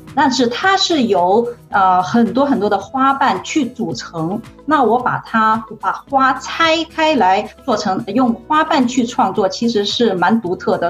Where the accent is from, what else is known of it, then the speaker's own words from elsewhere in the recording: Guangzhou, Guangdong, China; moved away as an adult; also born or lived in Germany; now in Netherlands; 我出生在广州